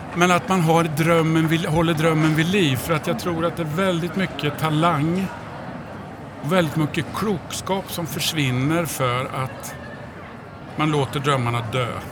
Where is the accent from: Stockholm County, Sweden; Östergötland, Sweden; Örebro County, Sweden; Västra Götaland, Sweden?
Örebro County, Sweden; Degerfors; jag är från Degerfors